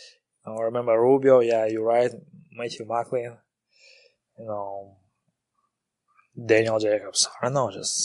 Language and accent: English; Kazakhstan; English is a second language; moved away; I'm original from Kazakhstan